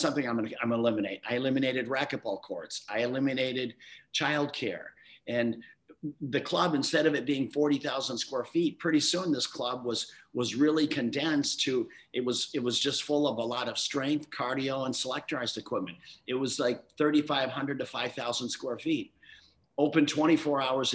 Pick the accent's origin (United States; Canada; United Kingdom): United States; Midwest; I grew up youngest of seven kids in a small town in the Midwest.